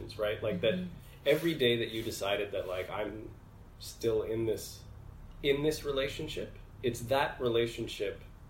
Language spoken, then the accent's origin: English; Edmonton, Alberta, Canada; moved away as an adult; also born or lived in Egypt / Montreal; I was born in Edmonton in Western Canada